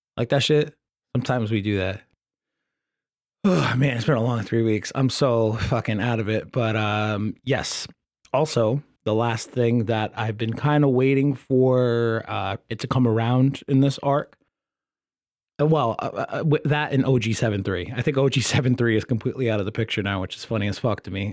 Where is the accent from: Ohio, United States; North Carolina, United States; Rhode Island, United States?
Rhode Island, United States; I'm from Rhode Island